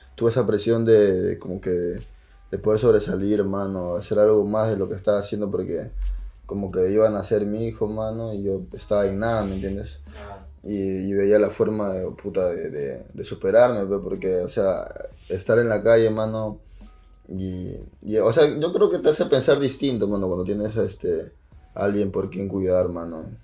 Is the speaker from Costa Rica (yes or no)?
no; Lima, Peru; mi casa es de las flores, mano. Yo soy de Canto Rey.